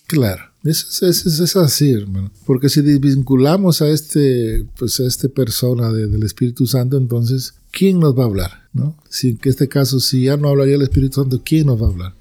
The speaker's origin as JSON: {"language": "Spanish", "country": "Peru", "also_born_or_lived": "New Orleans, Louisiana / Florida", "moved": "as an adult", "lives_now": "United States", "said": "yo soy de Perú, pero radico aquí en Estados Unidos ya 23 años"}